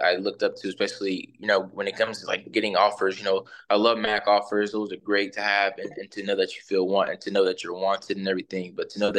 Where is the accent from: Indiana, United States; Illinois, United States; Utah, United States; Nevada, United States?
Indiana, United States; growing up in Indiana